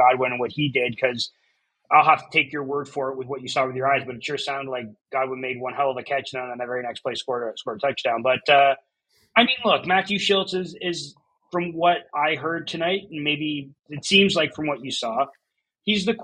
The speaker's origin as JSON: {"language": "English", "country": "Canada", "said": "we're Canadians, we're Canadian football fans"}